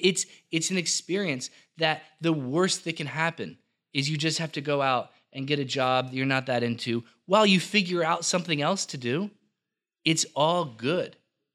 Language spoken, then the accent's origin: English; Millville, New Jersey, United States; I'm from Millville. say what you want about Millville or whatever. You know, South Jersey gets a bad rap. We were joking around about that. Actually, it's a phenomenal place to be from and a phenomenal time to be from there.